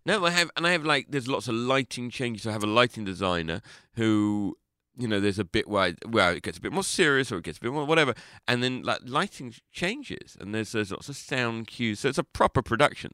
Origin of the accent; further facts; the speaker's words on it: London, United Kingdom; I'm from London